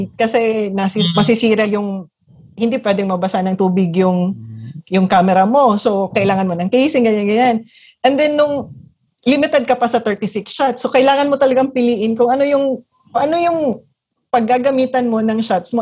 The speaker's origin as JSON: {"language": "Tagalog", "region": "Mindanao", "country": "Philippines", "said": "I'm from Mindanao."}